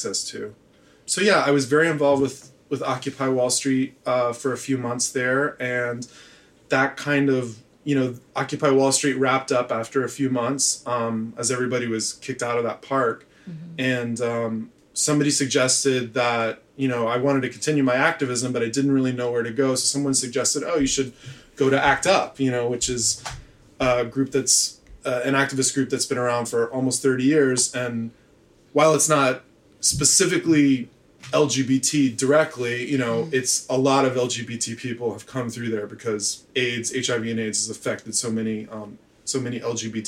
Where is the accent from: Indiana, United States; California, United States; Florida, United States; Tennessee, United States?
Tennessee, United States; Memphis; moved away as an adult; also born or lived in Chapel Hill, North Carolina / Provincetown, Massachusetts / New York; I grew up in Tennessee